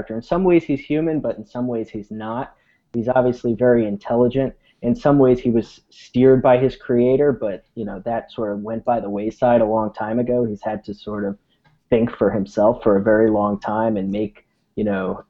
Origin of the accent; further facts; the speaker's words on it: San Francisco, California, United States; I'm from San Francisco, project manager out in San Francisco